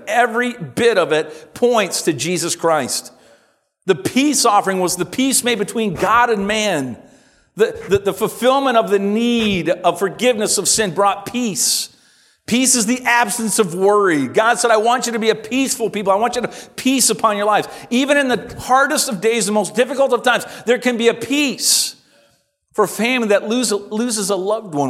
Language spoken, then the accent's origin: English; Simcoe, Ontario, Canada; as a boy growing up in Simcoe